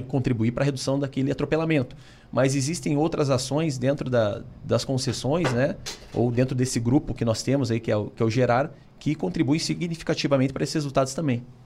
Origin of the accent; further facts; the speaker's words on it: Curitiba, Paraná, Brazil; sou aqui de Curitiba